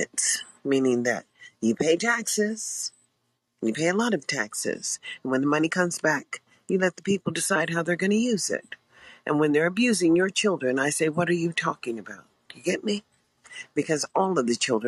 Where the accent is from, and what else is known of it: United States